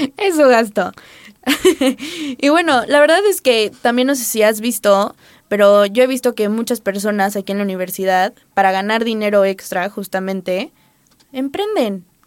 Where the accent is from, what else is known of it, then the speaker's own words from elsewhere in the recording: Acapulco, Guerrero, Mexico; now in Puebla, Mexico; yo soy foránea, soy de Acapulco